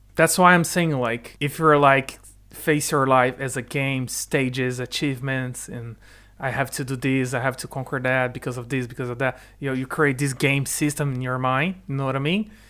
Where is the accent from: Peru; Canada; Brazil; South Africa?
Brazil; first language Portuguese; English is a second language; moved away as an adult; also born or lived in Ireland; now in United Kingdom; my family immigrated to the Brazil, to Brazil